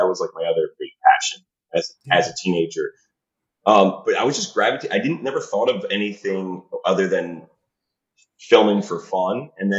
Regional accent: Highland Park, New Jersey, United States; moved away as an adult; now in Colombia; I grew up in Highland Park, New Jersey, right by Rutgers University, Brunswick.

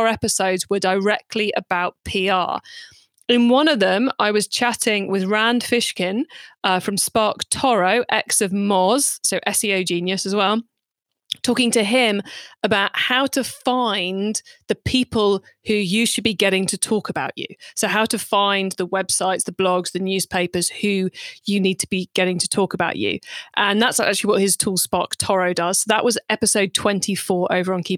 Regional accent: United Kingdom; I'm British

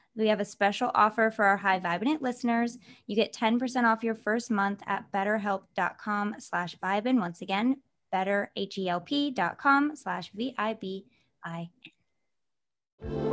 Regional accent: Michigan, United States; also born or lived in Los Angeles; now in Las Vegas, United States; I'm from Michigan, but lived in L A for twelve years

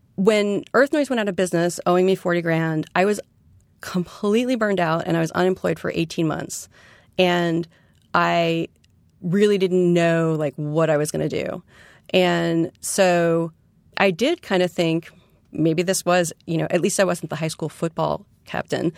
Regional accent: New York City, New York, United States; born or raised there; also born or lived in West Coast

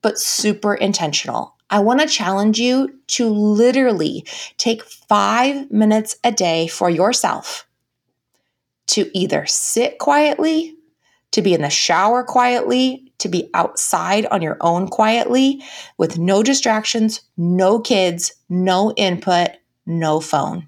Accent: United States; as American women, it is part of our value system to be productive.

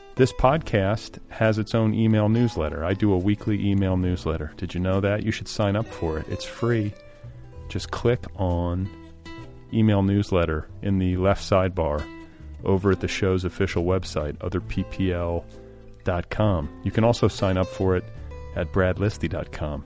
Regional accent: Milwaukee, Wisconsin, United States; also born or lived in Indianapolis, Indiana; I was born in Milwaukee, but divided my childhood between Milwaukee and Indianapolis.

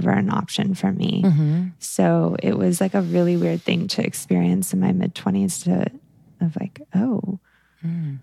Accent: the South, United States; I come from the South and my parents are evangelical Christians.

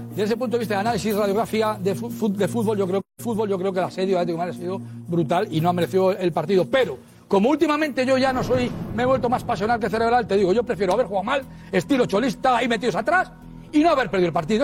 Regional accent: Guarromán, Andalusia, Spain; En Bailén a 12 kilómetros de mi pueblo, que es Guarromán

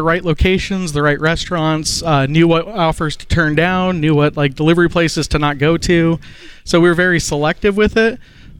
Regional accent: Montana, United States; now in Oklahoma City, United States; No, I'm from Montana.

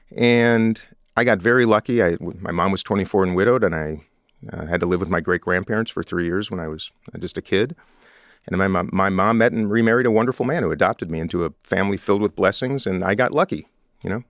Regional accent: Minnesota, United States; I come from Minnesota

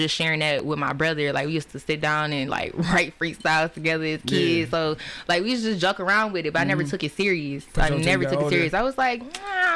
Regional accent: Detroit, Michigan, United States; I grew up on the West Side, Joy Road, Greenfield area

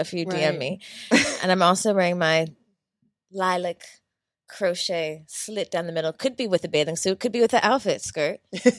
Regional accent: Washington, District of Columbia, United States; I'm from Washington, D.C.

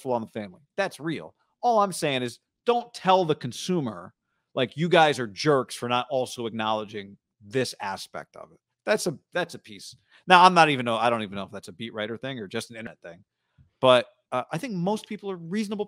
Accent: Mendota, California, United States; Funny thing is, I'm originally from Mendota, rival town about 10 minutes away.

